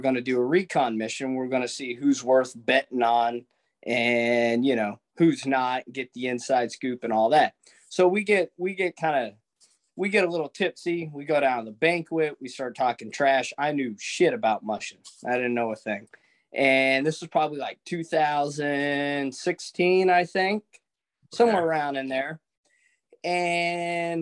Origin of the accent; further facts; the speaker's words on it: Anchorage, Alaska, United States; I'm born and raised in Anchorage